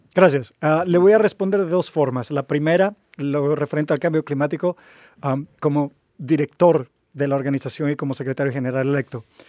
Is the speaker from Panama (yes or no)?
yes; Panama; como panameño